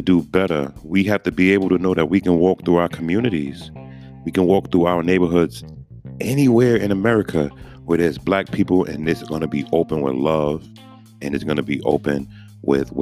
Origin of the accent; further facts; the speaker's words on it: New York City, New York, United States; moved away; I'm from Brooklyn